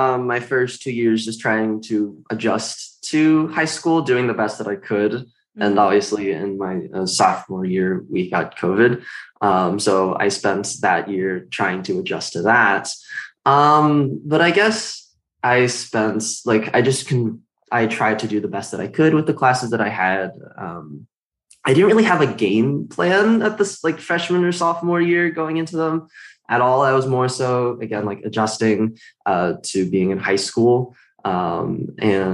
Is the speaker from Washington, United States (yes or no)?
yes; Washington, United States; I am from Washington